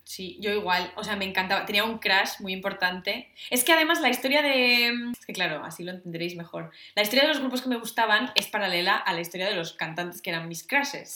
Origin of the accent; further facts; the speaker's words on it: Asturias, Spain; yo soy de Asturias